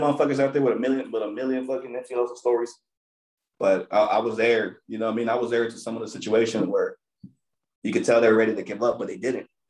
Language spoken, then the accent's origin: English; Torrance, California, United States; I'm from Eastside Torrance